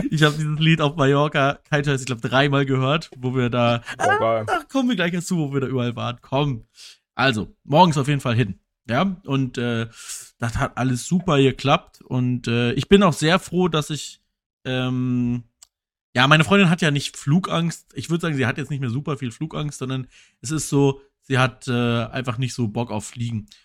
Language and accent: German; Berlin, Germany